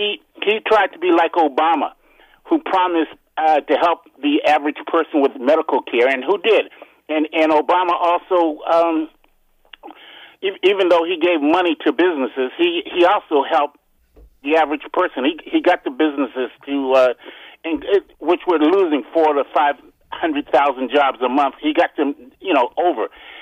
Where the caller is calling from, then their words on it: Upper Marlboro, Maryland, United States; from Upper Marlboro.